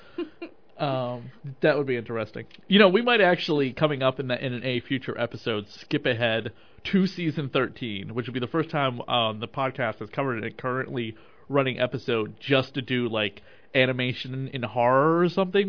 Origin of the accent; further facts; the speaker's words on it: Maryland, United States; now in Massachusetts, United States; I grew up in Maryland once upon a time when I was of a wee lad and then of a teenager